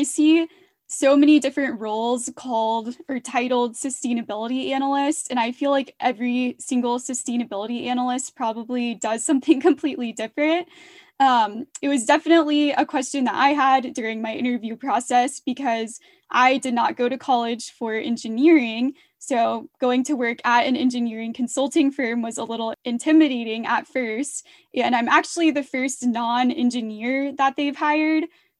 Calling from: Atlanta, Georgia, United States; I am calling from Atlanta, Georgia.

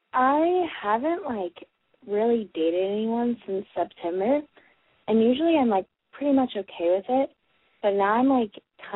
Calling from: Washington, District of Columbia, United States; I'm calling from Washington, D.C., and I am 18.

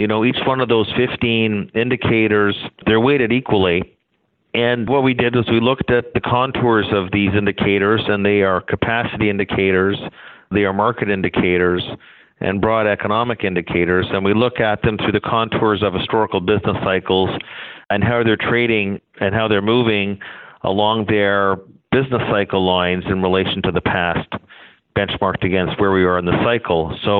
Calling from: Toronto, Ontario, Canada; calling you from downtown Toronto at the moment.

